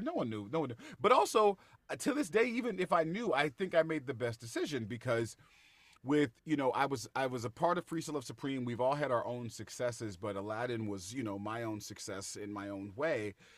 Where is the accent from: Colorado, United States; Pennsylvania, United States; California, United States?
California, United States; Bay Area; we're both from the Bay Area